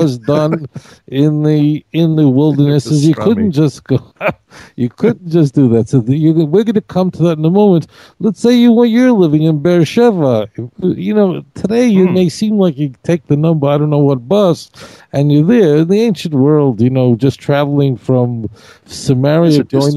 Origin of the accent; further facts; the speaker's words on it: New York City, New York, United States; when I grew up in Brooklyn